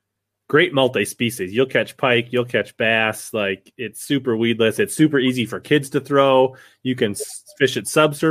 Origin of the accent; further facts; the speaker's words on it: Minnesota, United States; I'm from Minnesota